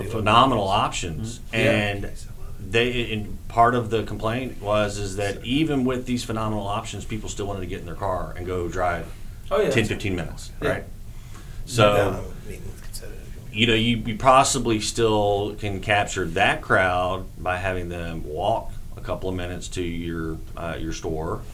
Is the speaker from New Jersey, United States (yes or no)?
no; Shreveport, Louisiana, United States; these neighborhoods we grew up in Broadmoor and in South Highlands